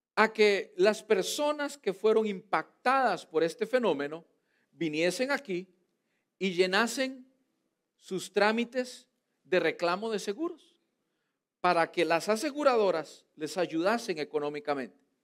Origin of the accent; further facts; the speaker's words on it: Costa Rica; now in United States; en mi país, en Costa Rica